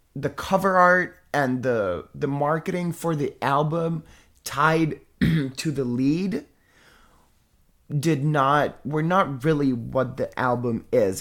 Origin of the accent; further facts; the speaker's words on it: Italy; I'm from Italy